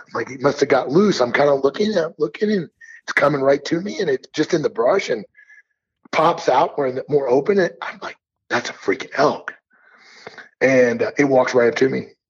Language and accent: English; Missouri, United States; now in Montana, United States; I grew up in Missouri